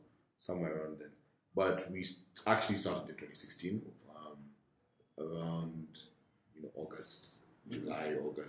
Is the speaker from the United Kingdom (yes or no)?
no; Kenya; born or raised there